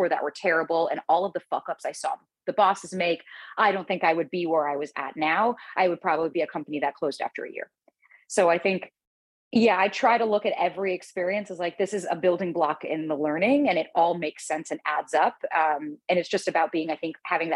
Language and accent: English; South Florida, United States; moved away as an adult; also born or lived in New York; I was born in South Florida. Both of my parents came to America, and then they moved to Florida to have me.